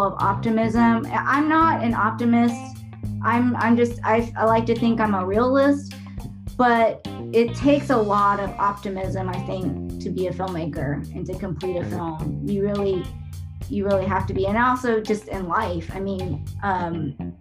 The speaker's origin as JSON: {"language": "English", "town": "Dallas", "region": "Texas", "country": "United States", "tie": "born or raised there", "said": "I was born and raised in Dallas, Texas."}